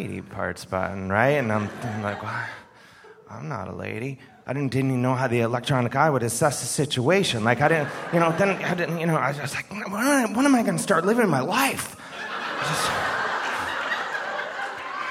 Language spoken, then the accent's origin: English; Ohio, United States; I'm from Ohio, which is it's a very popular swing state